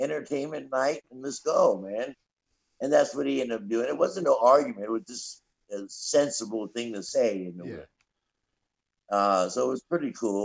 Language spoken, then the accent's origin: English; Tampa, Florida, United States; we're both from Tampa